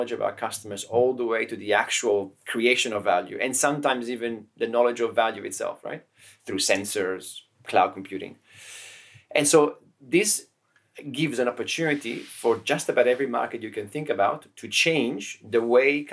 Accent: Turin, Piedmont, Italy; also born or lived in Cuneo; now in Barcelona, Spain; Cuneo is where I was born. Torino is where I grew up in Italy

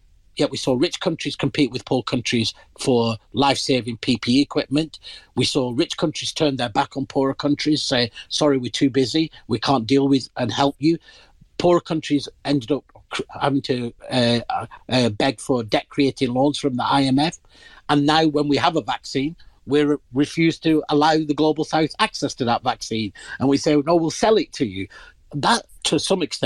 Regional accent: Pakistan; moved away; I'm originally from the Indian subcontinent. In my country of origin, Pakistan

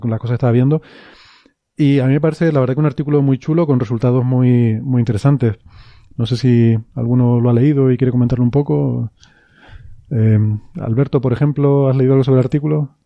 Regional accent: Icod de los Vinos, Canary Islands, Spain; en mi pueblo, eh, en Ico de los Vinos

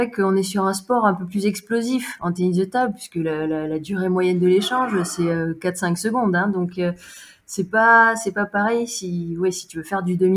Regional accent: Montpellier, Occitania, France; j'ai 34 ans et 35 ans la semaine prochaine d'ailleurs. je suis originaire de Montpellier.

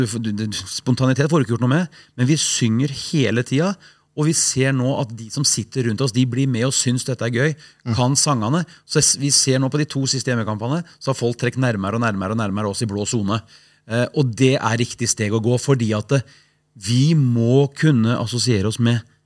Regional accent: Sandefjord, Vestfold, Norway; born or raised there; also born or lived in Haugesund

